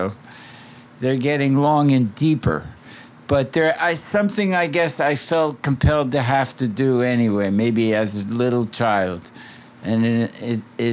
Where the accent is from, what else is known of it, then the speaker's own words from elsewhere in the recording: Newark, New Jersey, United States; also born or lived in New York City; now in New York, United States; I was born in Newark, New Jersey